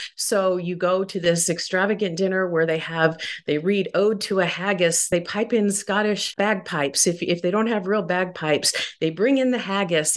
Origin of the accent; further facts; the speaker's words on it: Midwest, United States; I grew up mostly in the Midwest